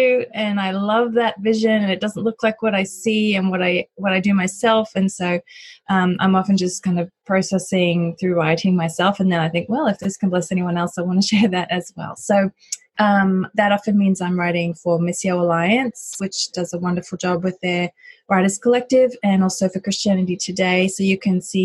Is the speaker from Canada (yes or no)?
no; Australia; also born or lived in United States / United Kingdom; now in Cincinnati, United States; So I'm originally from Australia, but I've lived in the US and the UK for some time